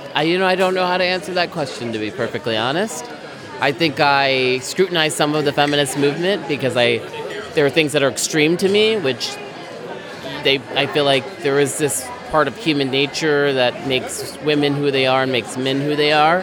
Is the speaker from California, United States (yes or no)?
yes; Los Angeles, California, United States; now in Baltimore, United States; I'm from Los Angeles